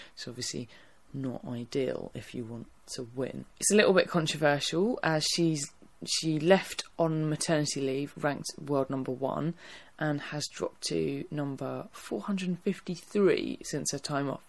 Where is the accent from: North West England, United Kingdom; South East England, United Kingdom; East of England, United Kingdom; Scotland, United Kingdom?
East of England, United Kingdom; Essex; I am from Essex